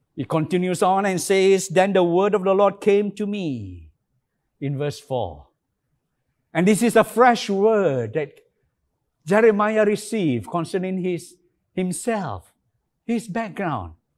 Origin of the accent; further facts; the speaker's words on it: Alor Setar, Kedah, Malaysia; Alostar, my hometown